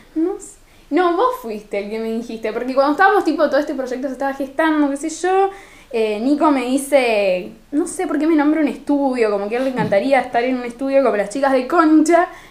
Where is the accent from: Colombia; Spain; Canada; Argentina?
Argentina; Rosario, Santa Fe; en Rosario no te pronunciamos una R ni una S, pero ni que nos paguen